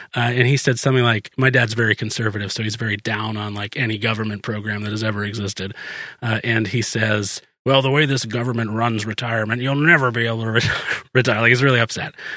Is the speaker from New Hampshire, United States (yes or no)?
yes; New Hampshire, United States; moved away; I was born in New Hampshire